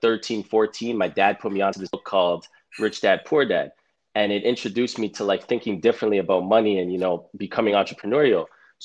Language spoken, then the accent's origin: English; Toronto, Ontario, Canada; Born and raised in Toronto